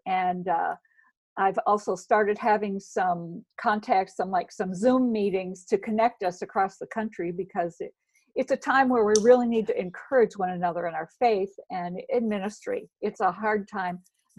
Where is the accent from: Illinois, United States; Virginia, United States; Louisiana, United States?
Illinois, United States; Chicago; also born or lived in Arkansas; We live 14 years in Arkansas, so maybe there's a little bit of that, but I'm originally from Chicago, so it's a mix.